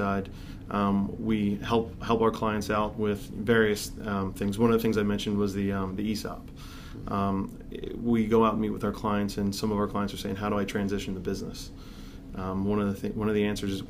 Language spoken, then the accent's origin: English; Philadelphia, Pennsylvania, United States; moved away as an adult; also born or lived in Conshohocken / Lansdale; now in Gilbertsville, United States; I grew up in Northeast Philadelphia. I was there, my entire life